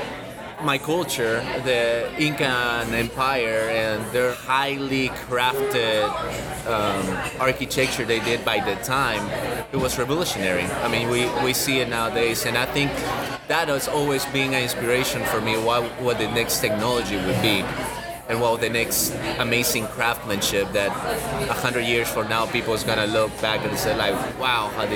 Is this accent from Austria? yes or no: no; Lima, Peru; moved away as an adult; now in Austin, United States; I'm from Lima, Peru. I study architecture there